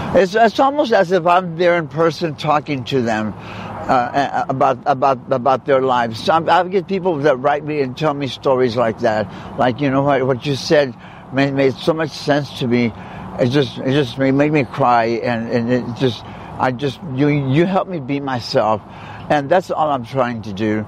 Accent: South Texas, United States; moved away; I'm from South Texas. That's where I was born. That's where I was raised by my grandparents.

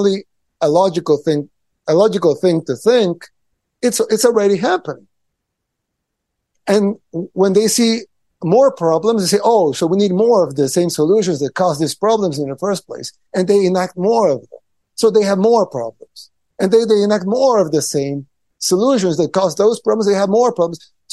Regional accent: El Salvador; I'm from El Salvador, third world country in Central America

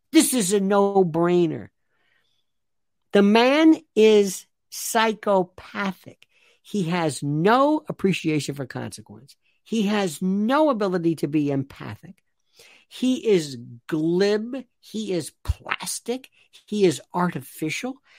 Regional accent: United States; As an American citizen

